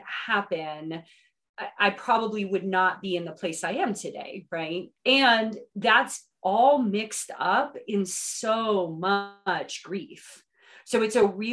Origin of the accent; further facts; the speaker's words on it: West Virginia, United States; now in Asheville, United States; I was born and raised in West Virginia, came down here to the mountains of North Carolina in about 1993